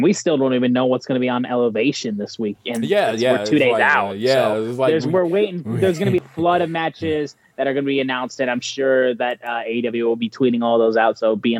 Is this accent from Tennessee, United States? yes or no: no; Michigan, United States; I'm from Michigan